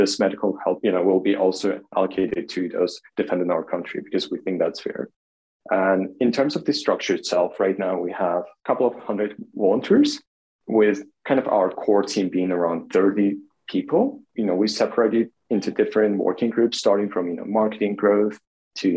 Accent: Kharkiv, Kharkiv Oblast, Ukraine; born or raised there; now in Kyiv, Ukraine

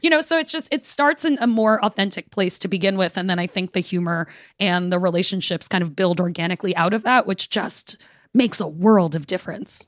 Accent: New York City, New York, United States; we are both from Brooklyn and come from Caribbean families

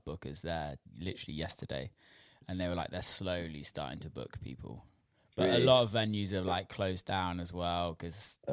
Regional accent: United Kingdom; we're all British

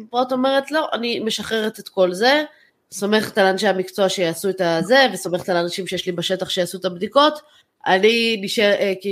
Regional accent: Israel; משהו שאני חושבת כישראלים לא נתפס אצלנו.

